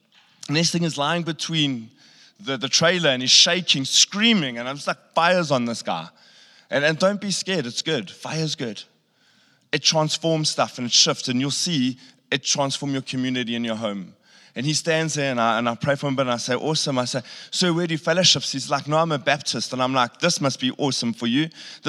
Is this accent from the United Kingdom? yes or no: no; Pofadder, Northern Cape, South Africa; You know, because I grew up in Pofad, if anyone knows where that is.